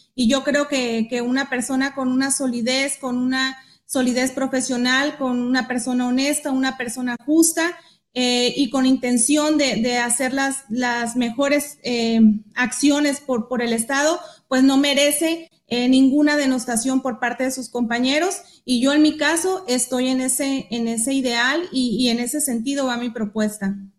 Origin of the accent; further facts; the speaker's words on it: Baja California Sur, Mexico; also born or lived in Guadalajara; yo soy nativa, soy sudcaliforniana, soy hija eh, de padres sudcalifornianos